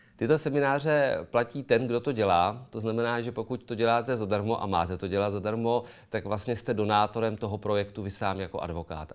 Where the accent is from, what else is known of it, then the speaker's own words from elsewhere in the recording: Karlovy Vary, Karlovy Vary Region, Czechia; u nás v Karlových Varech